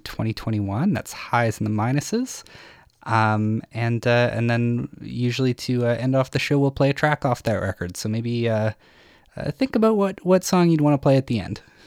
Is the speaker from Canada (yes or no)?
yes; Saskatchewan, Canada; I'm from Saskatchewan